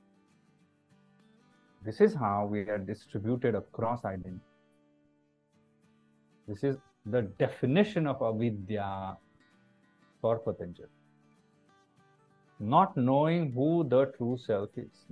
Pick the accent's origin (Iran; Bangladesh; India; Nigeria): India; also born or lived in Mumbai, India; an Indian citizen